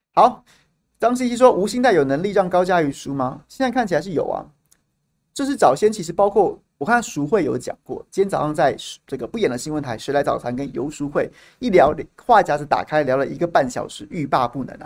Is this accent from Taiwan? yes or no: yes; Taiwan; 我作为一个台湾人，作为一个纳税人